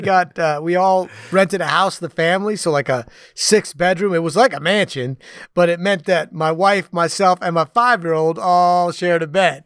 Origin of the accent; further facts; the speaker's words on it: New York City area, United States; I grew up in the New York City area.